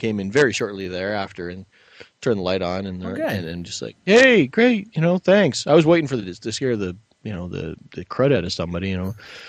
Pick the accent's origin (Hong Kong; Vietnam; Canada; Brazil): Canada; my fellow Canadians will know